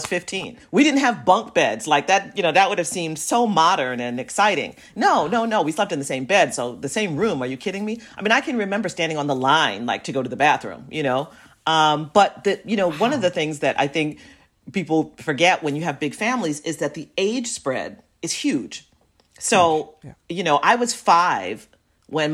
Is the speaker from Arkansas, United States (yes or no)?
no; New York City, New York, United States; also born or lived in Manhattan / Brooklyn; growing up in Jamaica, Queens